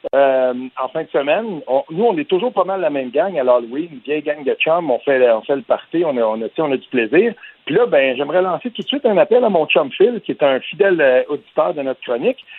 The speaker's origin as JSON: {"language": "French", "region": "Quebec", "country": "Canada", "said": "quand on vient du Québec"}